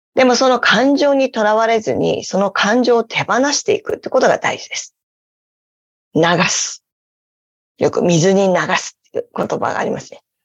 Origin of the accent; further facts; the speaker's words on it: Obihiro, Hokkaido, Japan; also born or lived in Hawaii Island, United States; now in Hawaii, United States; 私は今、生まれ育った、え大好きな北海道の帯広